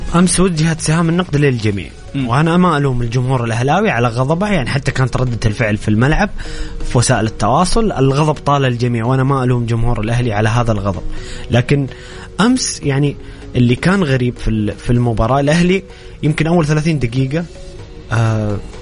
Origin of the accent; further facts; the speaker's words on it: Saudi Arabia; كل كسعوديين